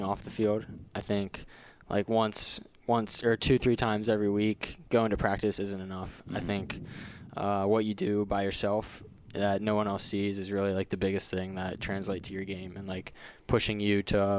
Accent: Mount Airy, Maryland, United States; my hometown of Mount Airy

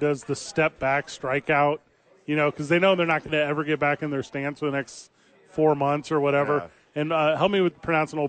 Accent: St. Louis, Missouri, United States; I grew up in St. Louis, Missouri. I was doing radio in St. Louis, Missouri.

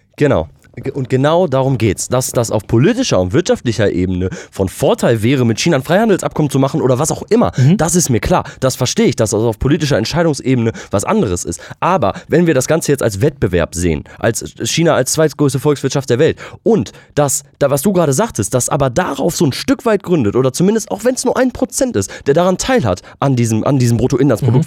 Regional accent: West Germany, Germany; hier im Westen, wo wir dann auch groß

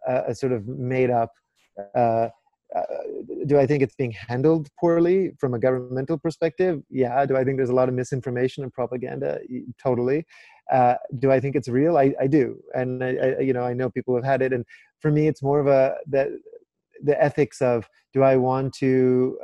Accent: Vancouver, British Columbia, Canada; moved away as an adult; also born or lived in London / New York / Cape Town; I grew up very urban, right? And I grew up in Vancouver

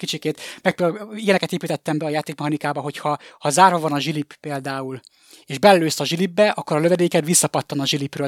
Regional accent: Miskolc, Borsod-Abaúj-Zemplén, Hungary; moved away as an adult; now in Budapest, Hungary; az ország másik legnagyobb városa, Miskolcon nőttem fel

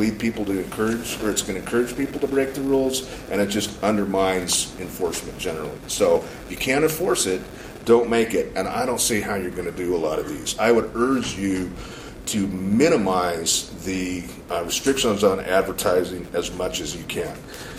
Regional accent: Missoula, Montana, United States; And I'm from Missoula.

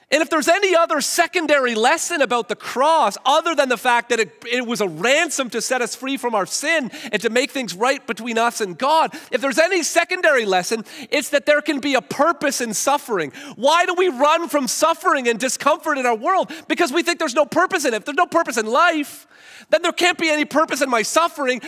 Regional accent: Hamilton, Ontario, Canada; I grew up in Hamilton.

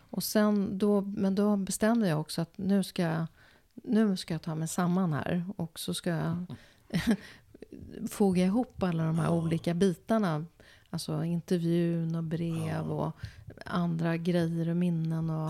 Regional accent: Sweden; som svensk jude

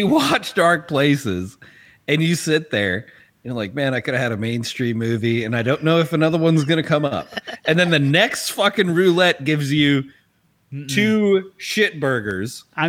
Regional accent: South Africa; I'm going to tell you right now, Charlize, as a South African, I am ashamed.

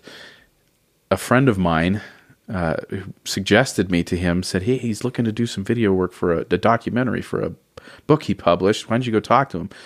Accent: Oceanside, California, United States; also born or lived in Northridge, Los Angeles, California; we moved down to Oceanside when I was about ten or 11 mm-hmm. and so I kind of call that more my home than Los Angeles

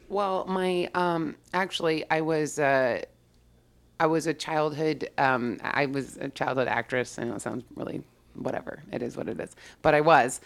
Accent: Yorba Linda, California, United States; born or raised there

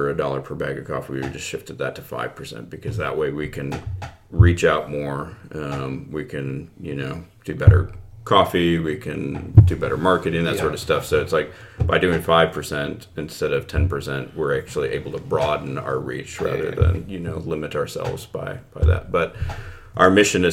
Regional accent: United States; I'm an American

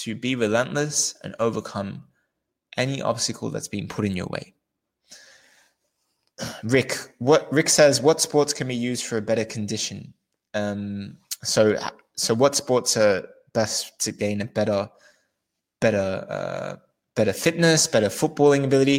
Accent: Australia; I'm from Australia

